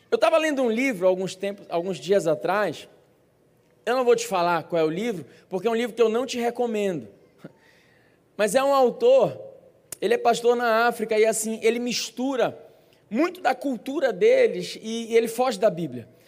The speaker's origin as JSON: {"language": "Portuguese", "country": "Brazil", "said": "como bons brasileiros"}